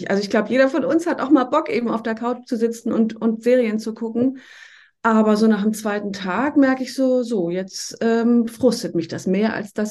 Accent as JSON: {"language": "German", "region": "Schleswig-Holstein", "country": "Germany", "tie": "born or raised there", "said": "so äh, ganz grobe Richtung zwischen Flensburg und Schleswig. Das sind vielleicht Städte, die man kennt."}